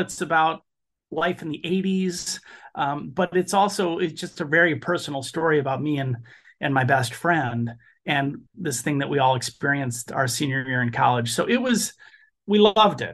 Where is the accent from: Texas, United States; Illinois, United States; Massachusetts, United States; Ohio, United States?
Illinois, United States; Chicago; moved away as an adult; now in Los Angeles, United States; I grew up in Chicago